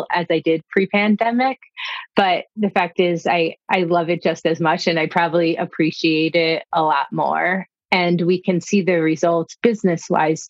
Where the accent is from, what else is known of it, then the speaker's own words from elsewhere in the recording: Havertown, Pennsylvania, United States; My first job in hospitality was at a Swedish bakery in my hometown, Havertown, outside of Philadelphia